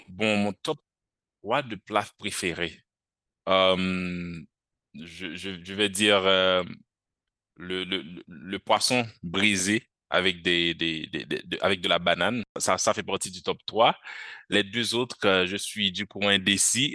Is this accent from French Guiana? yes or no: no; Haiti; moved away as an adult; now in France; Je suis haïtien et j'étudie actuellement en France